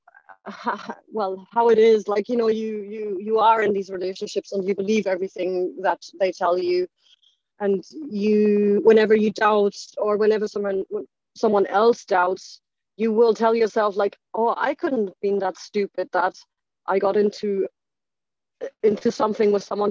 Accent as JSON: {"language": "English", "country": "Germany", "tie": "born or raised there", "also_born_or_lived": "Ireland / United Kingdom", "moved": "as an adult", "said": "I obviously grew up in Germany. So I grew up in Germany"}